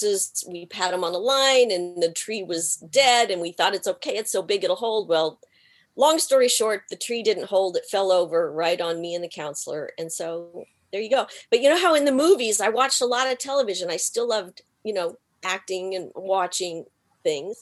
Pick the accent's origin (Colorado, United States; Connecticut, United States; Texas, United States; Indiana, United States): Texas, United States; accent: Texan; moved away as an adult; now in Los Angeles, United States; I am a Texan, born and bred